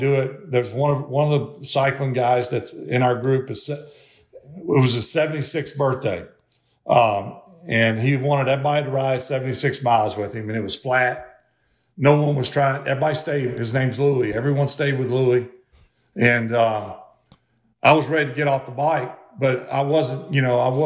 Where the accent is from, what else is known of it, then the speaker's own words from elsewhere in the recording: Mississippi, United States; I grew up in Mississippi